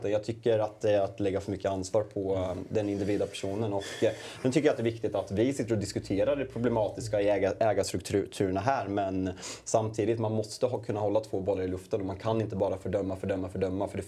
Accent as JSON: {"language": "Swedish", "country": "Sweden", "said": "en väldigt stolthet som svensk"}